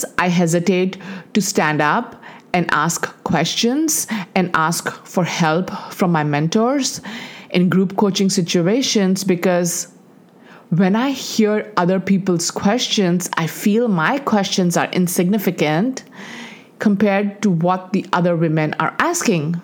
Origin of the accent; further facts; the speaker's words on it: Dubai, United Arab Emirates; moved away as an adult; also born or lived in India; We grew up in Dubai, and in the 80s, when we graduated from high school, there were no colleges in Dubai